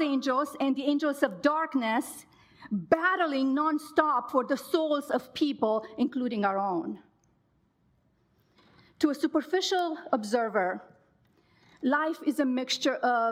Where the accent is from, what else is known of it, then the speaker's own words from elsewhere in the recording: Romania; now in United States; I grew up in Romania in the 80s, a very volatile time in our country